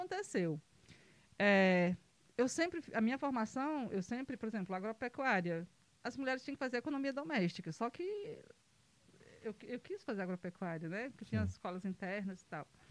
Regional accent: Pedra Branca, Brazil; Sou, sou do município de Pedra Branca

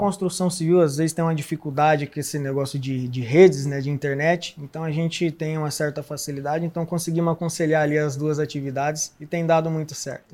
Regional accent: Londrina, Paraná, Brazil; sou de Londrina, Paraná, nascido e criado lá

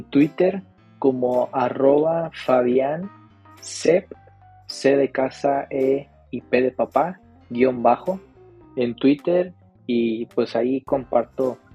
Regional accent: Mexico; Bueno, CryptoReu y yo somos de México, pero como quiera la distancia es, es mucha.

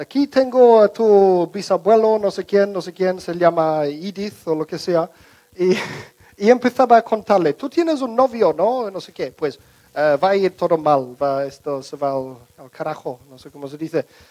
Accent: England, United Kingdom; Spanish is a second language; moved away; la casa donde crecimos en Inglaterra

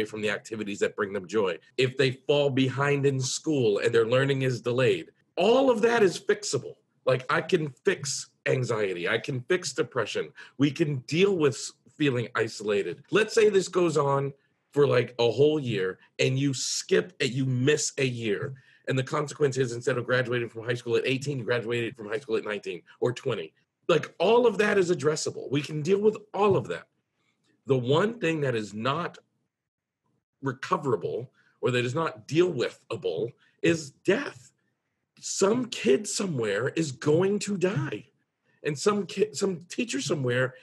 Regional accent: United States; I'm in America, I'm from the United States

